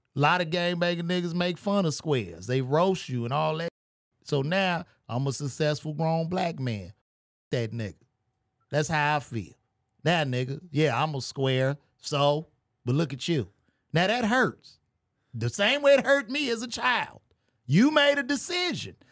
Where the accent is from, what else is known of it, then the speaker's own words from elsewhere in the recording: United States; we have as U S citizens